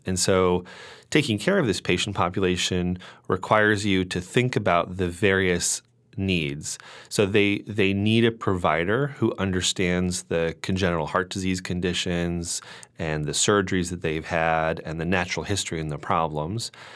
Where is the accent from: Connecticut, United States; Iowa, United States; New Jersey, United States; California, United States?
Connecticut, United States; moved away as an adult; also born or lived in Pittsburgh / New York; I am originally from Connecticut